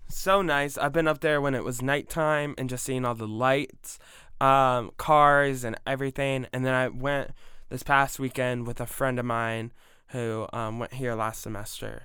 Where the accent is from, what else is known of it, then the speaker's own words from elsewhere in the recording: Ohio, United States; now in Georgia, United States; I grew up with it in Ohio